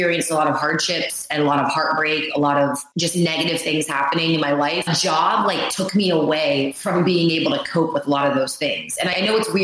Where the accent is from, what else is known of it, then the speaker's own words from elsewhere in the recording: Pittsburgh, Pennsylvania, United States; also born or lived in Ohio; I grew up in Pittsburgh, Pennsylvania area. I was actually in Ohio, but I was born in Pittsburgh, right on the border.